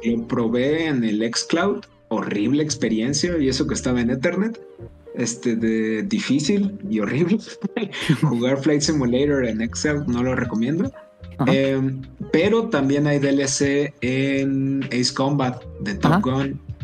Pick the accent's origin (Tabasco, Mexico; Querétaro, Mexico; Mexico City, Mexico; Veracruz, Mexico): Tabasco, Mexico; now in Puebla, Mexico; yo nací y crecí en Tabasco